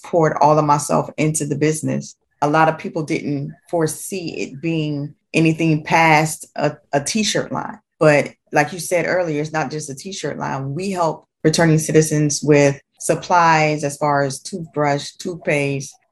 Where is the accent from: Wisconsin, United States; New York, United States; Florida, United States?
Florida, United States; Jacksonville; now in Atlantic Beach, United States; I am from Jacksonville, Florida. I currently live in Atlantic Beach, Florida